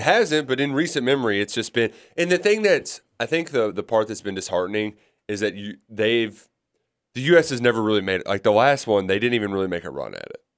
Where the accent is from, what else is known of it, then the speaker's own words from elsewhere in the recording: South Florida, United States; I'm not from Jacksonville. I'm from South Florida